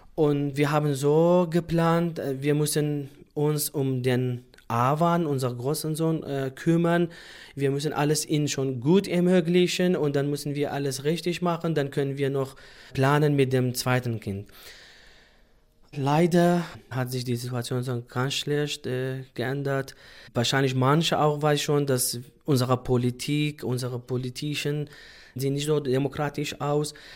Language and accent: German; Sulaymaniyah, Kurdistan Region, Iraq; German is a second language; moved away as an adult; now in Germany; ursprünglich komme ich aus dem Irak, Suleimani, und momentan wohne ich in Deutschland